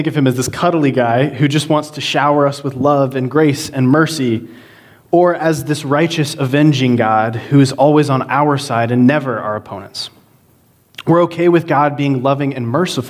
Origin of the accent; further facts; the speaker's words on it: Georgia, United States; now in Hanover, United States; I'm originally from Georgia